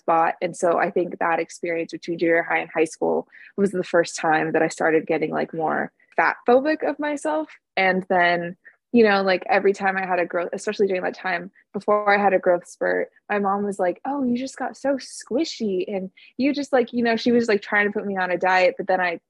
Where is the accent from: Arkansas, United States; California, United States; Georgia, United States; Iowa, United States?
California, United States; I've been born and raised in California, and I live in Southern California.